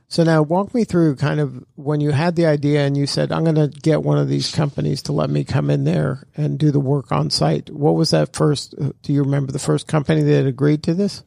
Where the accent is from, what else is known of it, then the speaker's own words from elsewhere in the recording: Miami, Florida, United States; I'm from Miami